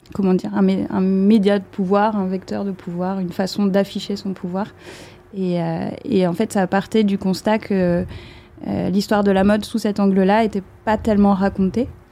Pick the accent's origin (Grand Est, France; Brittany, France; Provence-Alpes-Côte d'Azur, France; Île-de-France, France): Brittany, France; Brest; J'ai grandi à Brest